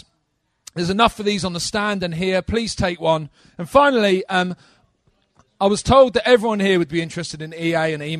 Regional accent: London, United Kingdom; I grew up in London

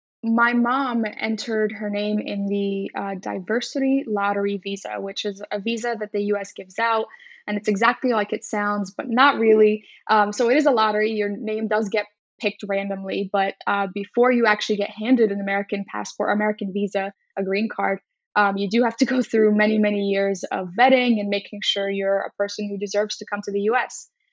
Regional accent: Egypt; Like I said, I'm from Egypt, so I look at the world in a very different way than somebody who is from the U.S. or Tennessee or Mississippi.

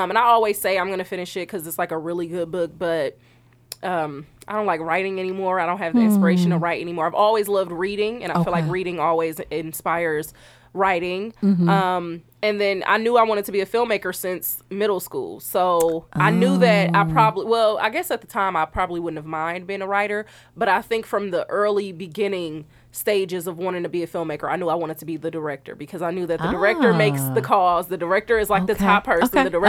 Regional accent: Milwaukee, Wisconsin, United States; I was born and raised in Milwaukee, Wisconsin. And I went to Milwaukee High School of the Arts

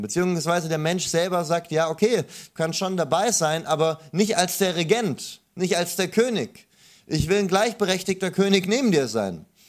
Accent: Stuttgart, Baden-Württemberg, Germany; ich bin äh, aus Stuttgart, also gar nicht so weit weg

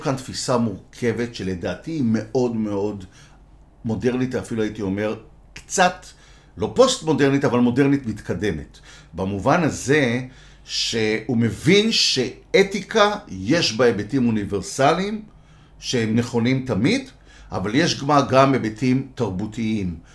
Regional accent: Tel Aviv, Tel Aviv District, Israel; also born or lived in Jerusalem; גדלתי בתל אביב

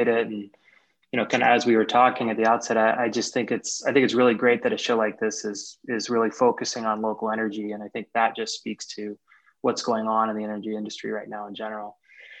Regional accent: Kansas area, United States; also born or lived in California; now in Minnesota, United States; I'm from the Kansas area

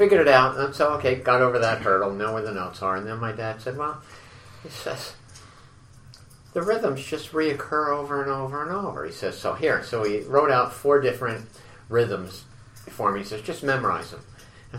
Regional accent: Wilmington, Delaware, United States; moved away as an adult; also born or lived in Las Vegas; I grew up in Wilmington, Delaware

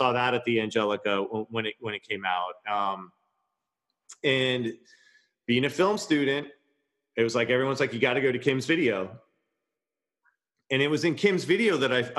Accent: Levittown, New York, United States; I'm from Levittown, Long Island

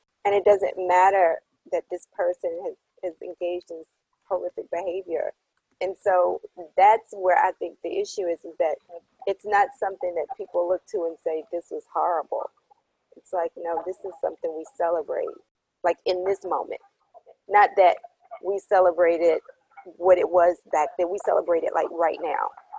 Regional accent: South Carolina, United States; moved away; growing up in South Carolina

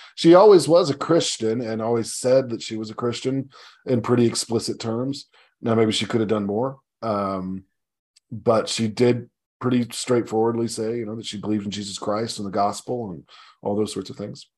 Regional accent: United States; as an American, as a patriotic American

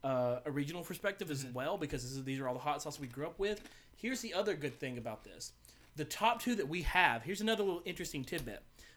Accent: the South, United States; Because where are we from? The South.

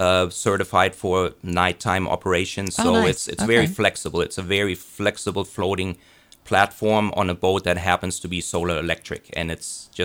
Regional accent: Lynchburg, Virginia, United States; born there; I was actually born in Lynchburg, Virginia, to a German father, Austrian mother

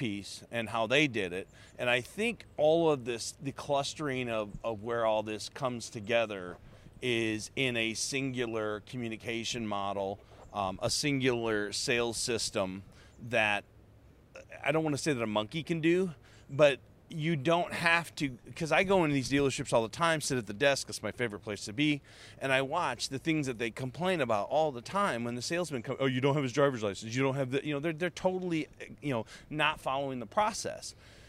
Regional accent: Colorado, United States; So I'm from Colorado, so I'm close to the guys at A to Z Sync

